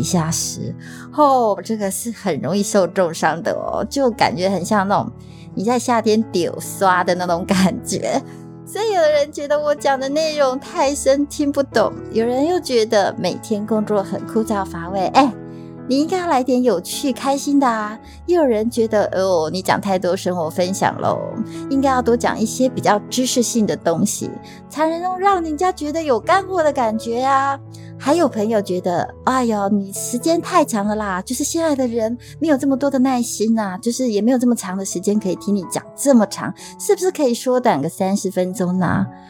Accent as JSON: {"language": "Chinese", "country": "Taiwan", "accent": "Taiwanese Mandarin", "said": "我偶尔不标准的台湾国语"}